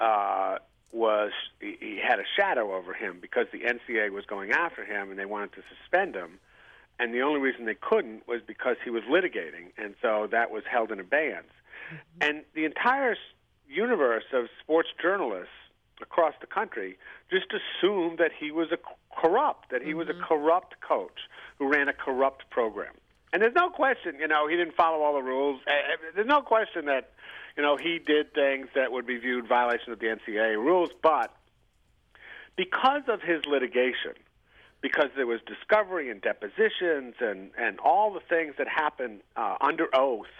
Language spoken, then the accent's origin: English; Providence, Rhode Island, United States; I grew up in Providence, Rhode Island